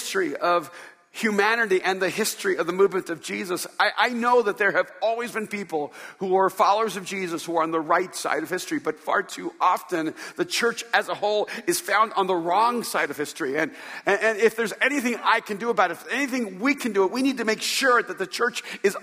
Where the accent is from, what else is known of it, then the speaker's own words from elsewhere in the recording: Hollywood, California, United States; I'm from California.